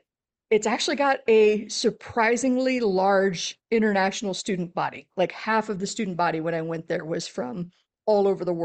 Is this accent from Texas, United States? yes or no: yes; Texas, United States; I grew up in South Central Texas, a little bit rural outside of San Antonio.